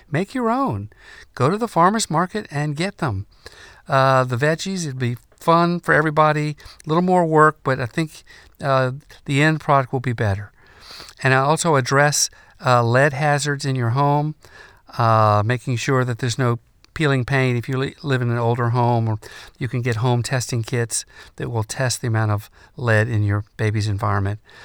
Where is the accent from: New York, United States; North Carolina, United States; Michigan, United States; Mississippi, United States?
North Carolina, United States; In my home state of North Carolina